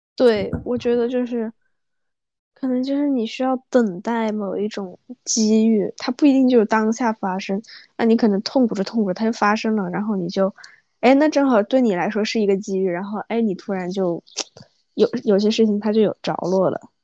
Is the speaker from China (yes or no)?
yes; southern China, China; moved away; 我作为一个南方人要去适应北方的气候